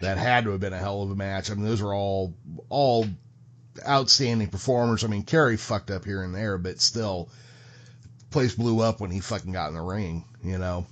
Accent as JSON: {"language": "English", "town": "Modesto", "region": "California", "country": "United States", "tie": "born or raised there", "said": "I grew up here in George Lucas's hometown, Modesto, California"}